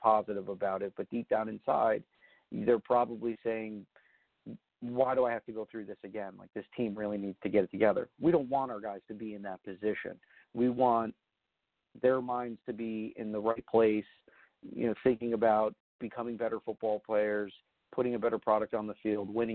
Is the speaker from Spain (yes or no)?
no; New Jersey, United States; now in New York, United States; growing up in North Jersey